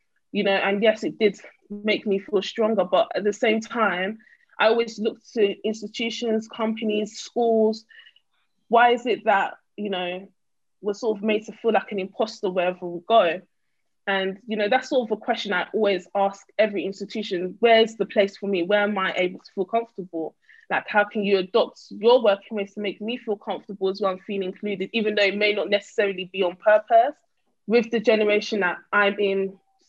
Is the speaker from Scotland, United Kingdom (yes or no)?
no; East of England, United Kingdom; also born or lived in North London / East London; I was born in North London and, you know, raised in Essex / East London